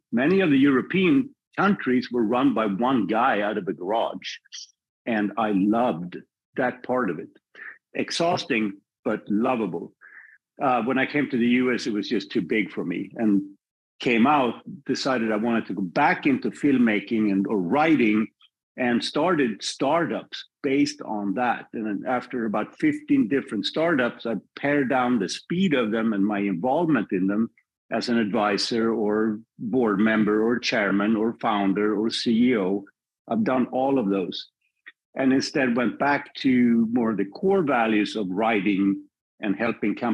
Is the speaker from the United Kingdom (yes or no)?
no; Sweden; moved away as an adult; also born or lived in Paris, France; now in United States; I'm born and raised in Sweden. I spent my first 25 years there